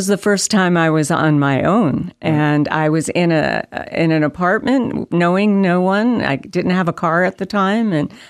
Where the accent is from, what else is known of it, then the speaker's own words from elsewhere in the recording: New York City, New York, United States; but I was born in New York City. Mm-hmm. That's where I grew up. I went to college there.